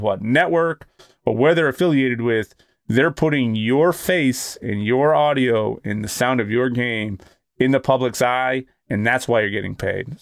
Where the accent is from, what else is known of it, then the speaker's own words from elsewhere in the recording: Boston, Massachusetts, United States; I'm from Boston